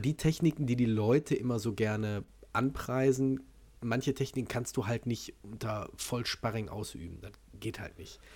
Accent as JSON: {"language": "German", "country": "Germany", "accent": "hard German accent", "said": "wenn ich Englisch spreche mit meinem harten deutschen Akzent"}